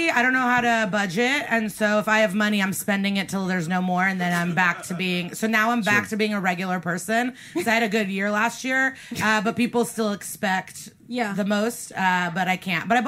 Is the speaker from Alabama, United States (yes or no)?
no; Chicago suburbs, Illinois, United States; moved away; also born or lived in Iowa State; So I grew up in the Chicago suburbs